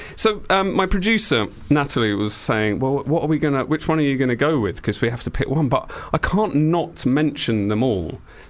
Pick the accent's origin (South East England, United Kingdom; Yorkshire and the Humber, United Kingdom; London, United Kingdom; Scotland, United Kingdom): London, United Kingdom; also born or lived in Kent; I grew up in the sort of very suburbs of southeast London and Kent.